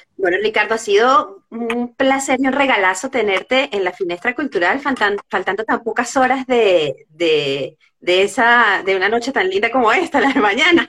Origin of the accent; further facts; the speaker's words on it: Venezuela; moved away; somos venezolanos